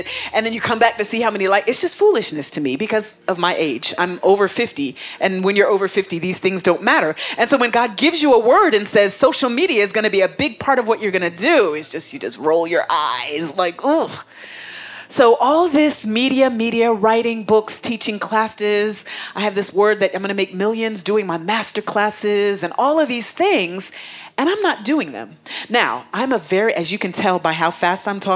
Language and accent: English; Atlanta, Georgia, United States; moved away as an adult; now in Africa; I was coming from Atlanta, my home, my old home, to Africa, my new home